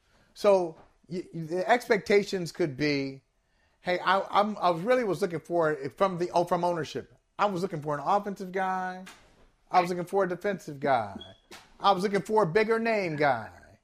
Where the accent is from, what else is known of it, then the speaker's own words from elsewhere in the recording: Cleveland, Ohio, United States; he was the head coach of my hometown team.